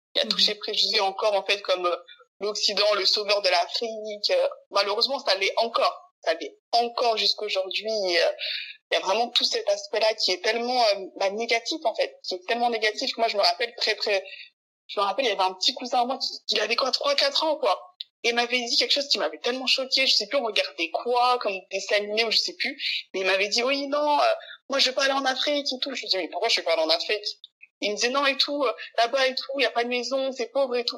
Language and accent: French; France; je suis née en France